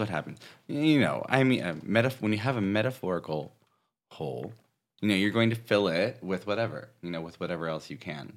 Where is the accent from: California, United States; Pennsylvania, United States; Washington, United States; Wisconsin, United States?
California, United States; Northern; moved away; also born or lived in San Diego; I'm from Northern California